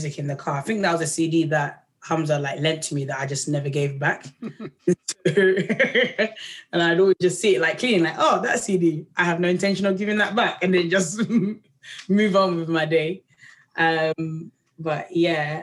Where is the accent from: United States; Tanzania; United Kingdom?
Tanzania; moved away; because I'm from Tanzania, there's like a way like that people chant, like a Bantu chant, which is like all about harmonies and feelings. So I've grown up like